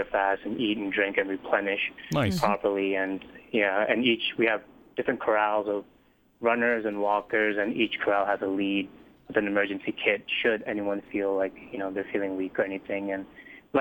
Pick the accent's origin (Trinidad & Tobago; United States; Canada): United States; Boston, Massachusetts; I'm from Boston